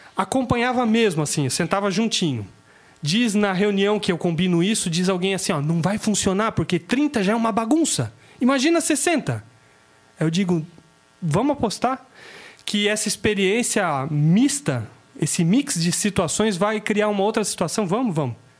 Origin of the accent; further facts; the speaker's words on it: Itajaí, Santa Catarina, Brazil; eu sou de Itajaí